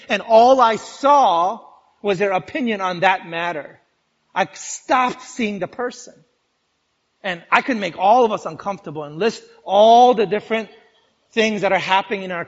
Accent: New York, United States; I'm a New Yorker

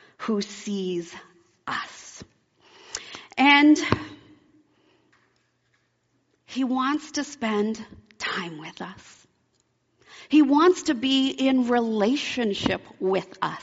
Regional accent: Alaska, United States; also born or lived in Oregon; I grew up in Alaska. When I was 9, my family moved from Oregon to Alaska

